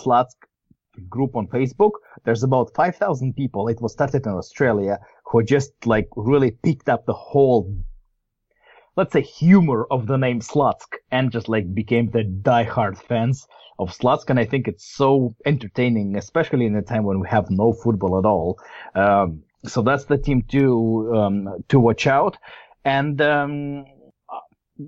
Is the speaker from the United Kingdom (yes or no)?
no; Novosibirsk, Novosibirsk Oblast, Russia; we're not from Moscow. We're from Novosibirsk. We're from Siberia.